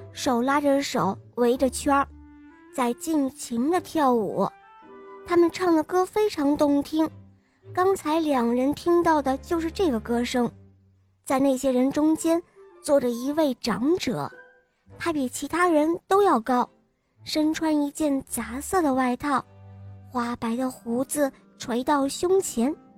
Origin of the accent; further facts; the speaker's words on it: Weifang, Shandong, China; 今年五岁了，我来自美丽的风筝都山东潍坊。